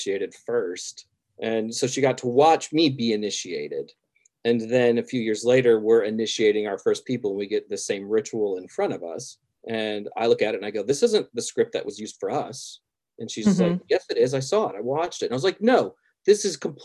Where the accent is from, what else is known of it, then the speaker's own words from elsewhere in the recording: the South, United States; I grew up in the South